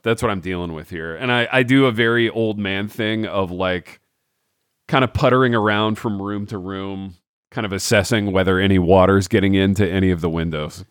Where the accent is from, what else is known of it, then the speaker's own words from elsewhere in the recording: Hartford City, Indiana, United States; me growing up in Hartford City